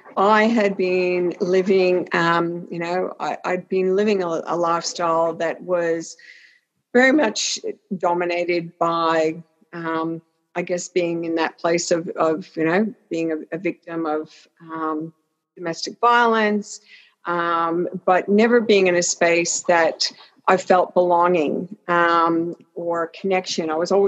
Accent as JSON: {"language": "English", "country": "Canada", "tie": "born there", "also_born_or_lived": "Australia", "said": "I was born in Canada, but my parents were Welsh, and lived in Australia for 38 years."}